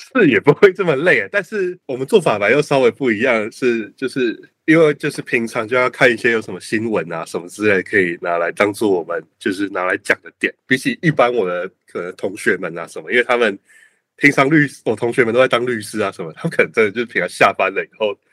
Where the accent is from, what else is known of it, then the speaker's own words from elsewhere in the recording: Taiwan; 我们台湾人